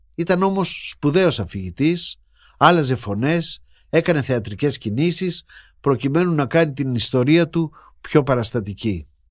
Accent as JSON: {"language": "Greek", "town": "Patras", "region": "West Greece", "country": "Greece", "tie": "born or raised there", "said": "γεννήθηκα στην Πάτρα"}